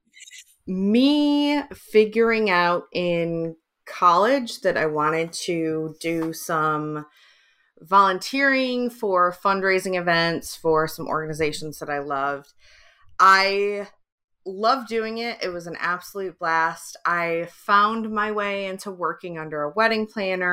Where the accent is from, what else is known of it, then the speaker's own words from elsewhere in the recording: just outside of Detroit, Michigan, United States; also born or lived in England; now in San Diego, United States; I grew up just outside of Detroit